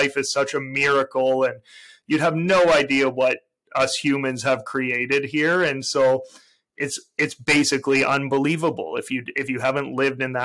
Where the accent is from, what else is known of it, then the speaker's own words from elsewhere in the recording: Toronto, Ontario, Canada; I'm a Canadian. I was born and raised in Toronto, Canada